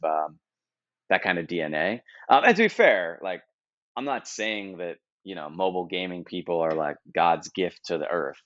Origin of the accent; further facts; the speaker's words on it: United States; as a U.S. person